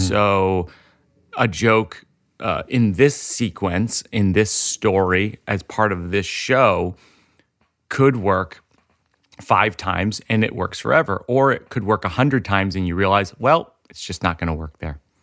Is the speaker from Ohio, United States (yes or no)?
no; Shrewsbury, Massachusetts, United States; I'm from Shrewsbury